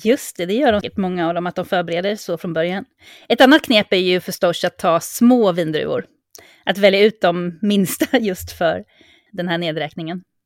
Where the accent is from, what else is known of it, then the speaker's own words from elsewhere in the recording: Sweden; now in Mallorca, Spain; som svensk